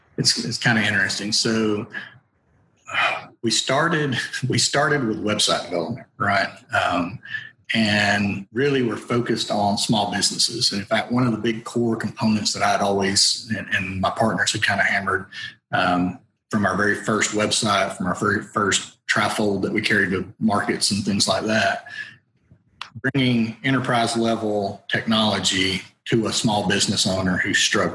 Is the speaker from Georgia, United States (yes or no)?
yes; Somerville, Georgia, United States; we're Georgia boys. I mean, we really are. There's no two ways to say about that. You know, I grew up in Somerville, Georgia.